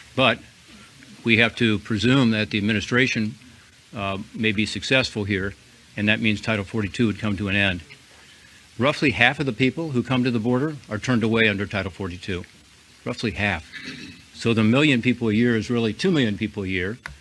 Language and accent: English; Ohio, United States; my home state of Ohio